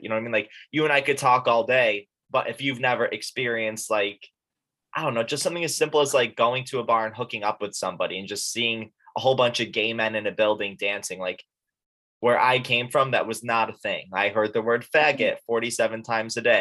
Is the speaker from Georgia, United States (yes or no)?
no; Syracuse, New York, United States; moved away; I'm from upstate New York. I've talked about it on here before. I'm from Syracuse